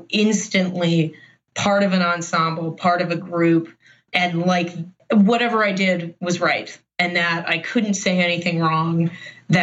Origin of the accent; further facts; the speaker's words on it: Baltimore, Maryland, United States; I grew up in Baltimore